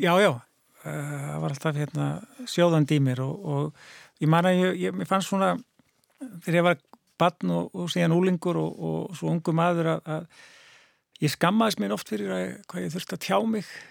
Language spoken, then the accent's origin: Icelandic; Reykjavík, Capital Region, Iceland; ég sko ólst upp í Reykjavík og bjóð hér til 12 aldus